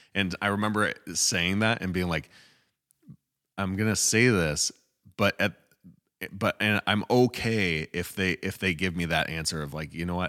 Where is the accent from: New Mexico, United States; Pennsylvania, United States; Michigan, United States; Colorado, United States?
Michigan, United States; moved away as an adult; also born or lived in Utah; when we moved to Michigan, um, we came from U, we, well, I grew up here, but we moved from Utah to Michigan